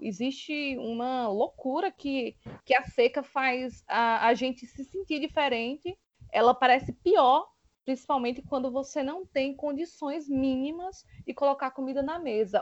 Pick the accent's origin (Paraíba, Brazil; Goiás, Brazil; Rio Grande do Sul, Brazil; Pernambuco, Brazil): Paraíba, Brazil; Pombal; now in João Pessoa, Brazil; Pombal, que é a minha cidade natal